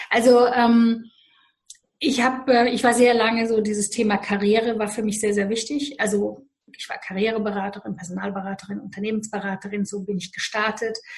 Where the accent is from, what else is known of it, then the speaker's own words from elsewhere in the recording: Romania; Ich komme aus Rumänien, bin in Rumänien geboren und ich weiß, was Armut heißt.